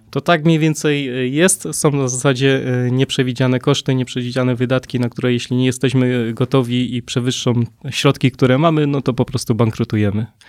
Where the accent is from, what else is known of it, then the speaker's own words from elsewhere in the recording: Poland; tutaj się urodziłem